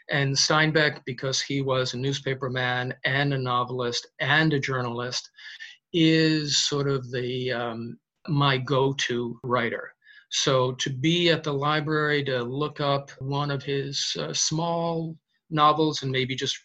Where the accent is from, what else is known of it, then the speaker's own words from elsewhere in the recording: Hoboken, New Jersey, United States; also born or lived in Weehawken; now in Montclair, United States; I'm originally from Hoboken.